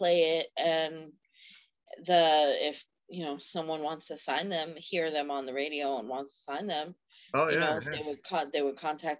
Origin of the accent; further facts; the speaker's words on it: East Coast, United States; I'm from the East Coast.